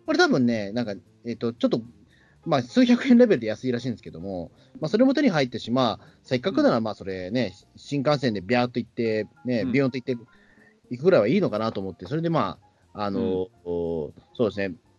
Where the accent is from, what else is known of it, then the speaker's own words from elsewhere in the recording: Tokyo, Japan; 僕らは東京の人間なんで